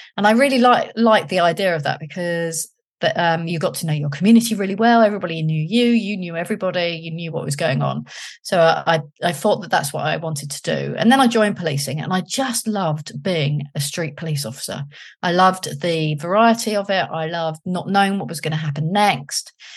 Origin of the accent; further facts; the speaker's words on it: London, United Kingdom; moved away as an adult; I was from London